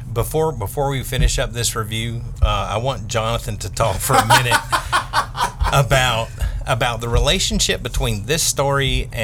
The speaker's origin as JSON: {"language": "English", "region": "the South", "country": "United States", "tie": "born or raised there", "said": "I grew up in the South"}